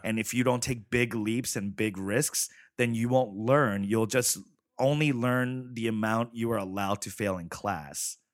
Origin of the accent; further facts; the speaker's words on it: New York City, New York, United States; also born or lived in Chicago; now in Los Angeles, United States; I grew up in Flushing, Queens